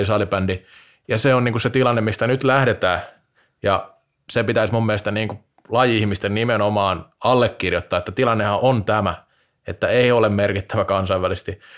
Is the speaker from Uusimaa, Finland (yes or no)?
no; Vaasa, Ostrobothnia, Finland; kotikaupungistani Vaasasta